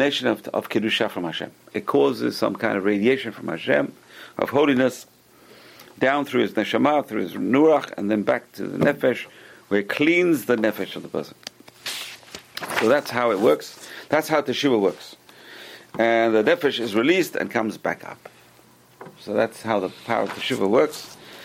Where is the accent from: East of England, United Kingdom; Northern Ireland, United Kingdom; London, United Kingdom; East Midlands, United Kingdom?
London, United Kingdom; I used to be a kid in London, growing up in London